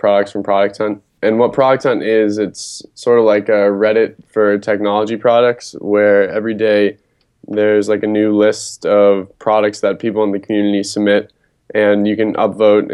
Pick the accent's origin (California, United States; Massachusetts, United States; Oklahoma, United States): Massachusetts, United States; Acton; I'm from just outside Boston in a town called Acton, Massachusetts